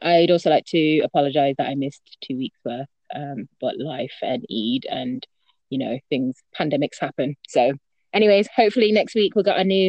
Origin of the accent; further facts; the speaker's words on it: United Kingdom; I'm 24 years old. I'm a pharmacist and I'm British Bangladeshi.